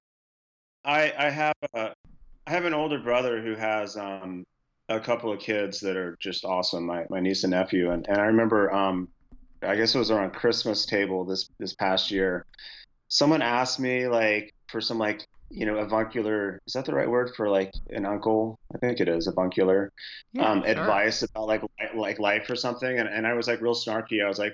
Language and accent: English; Houston, Texas, United States; Houston happens to be my hometown